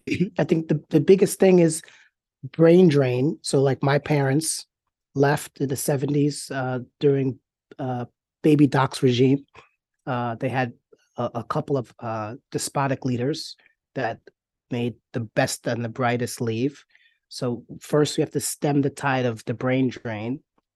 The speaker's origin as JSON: {"language": "English", "region": "New York", "country": "United States", "tie": "born or raised there", "said": "So I grew up in New York."}